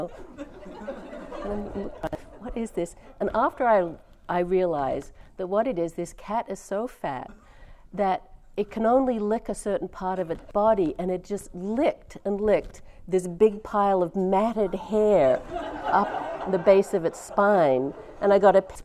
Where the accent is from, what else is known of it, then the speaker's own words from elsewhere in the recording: California, United States; I'm from California